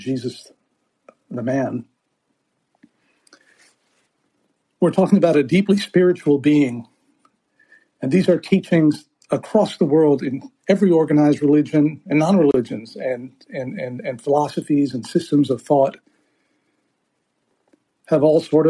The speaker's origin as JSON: {"language": "English", "town": "Beirut", "region": "Beirut Governorate", "country": "Lebanon", "tie": "born or raised there", "moved": "yes", "said": "I grew up in Beirut"}